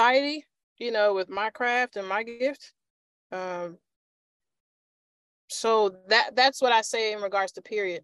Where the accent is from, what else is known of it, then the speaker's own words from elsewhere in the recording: Chicago, Illinois, United States; I grew up in Chicago when Marshall Fields was actually a thing